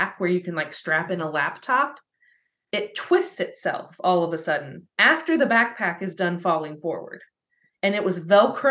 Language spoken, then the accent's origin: English; Spencer County, Indiana, United States; that was in the county we grew up in Spencer County